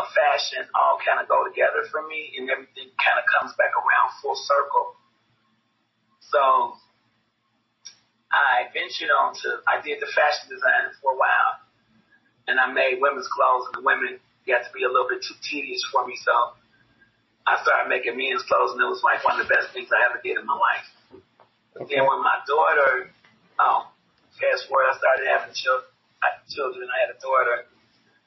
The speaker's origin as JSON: {"language": "English", "town": "Chicago", "region": "Illinois", "country": "United States", "tie": "born or raised there", "also_born_or_lived": "Kentucky", "said": "I was raised in Chicago. So they took me there when I was about 5 months old."}